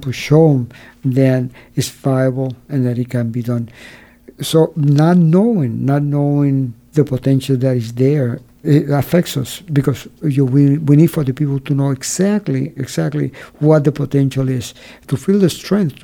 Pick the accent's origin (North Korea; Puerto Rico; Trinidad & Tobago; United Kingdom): Puerto Rico; San Sebastián; In my hometown in San Sebastian